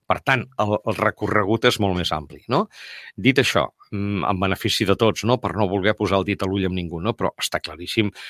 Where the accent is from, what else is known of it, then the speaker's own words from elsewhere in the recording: Tarragona, Catalonia, Spain; com jo sóc tarragoní, evidentment, no? Dormo a Tarragona i visco a Catalunya, no?